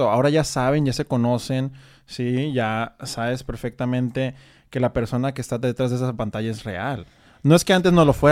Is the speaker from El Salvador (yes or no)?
no; Mexico; Fíjate, yo siempre digo el latinoamericano, pero pues mi experiencia es como mexicano, ¿no?